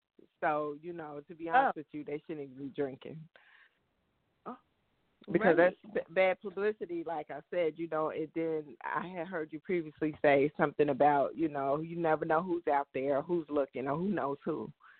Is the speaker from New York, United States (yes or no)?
no; Asbury Park, New Jersey, United States; I'm from Asbury Park, New Jersey.